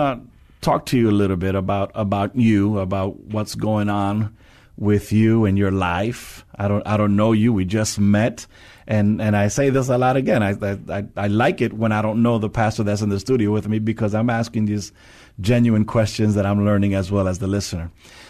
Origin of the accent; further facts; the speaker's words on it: New York, United States; now in San Antonio, United States; I'm from New York